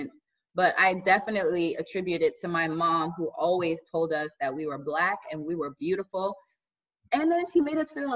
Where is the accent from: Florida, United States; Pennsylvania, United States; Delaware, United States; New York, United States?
Florida, United States; Miami, Palm Beach; I grew up in Miami and then we moved to Palm Beach.